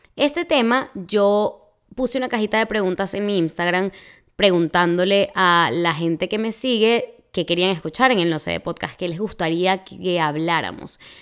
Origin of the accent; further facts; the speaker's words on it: Venezuela; moved away as an adult; also born or lived in Florida, United States; now in Texas, United States; en mi país así se le dice